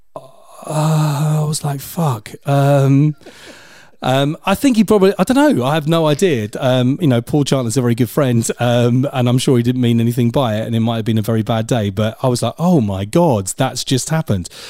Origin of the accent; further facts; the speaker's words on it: Portsmouth, South East England, United Kingdom; I'm from Portsmouth originally